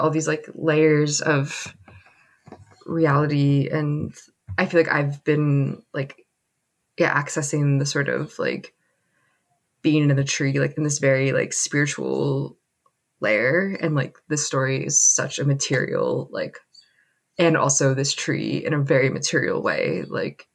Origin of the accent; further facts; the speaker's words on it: United States; as an American Jew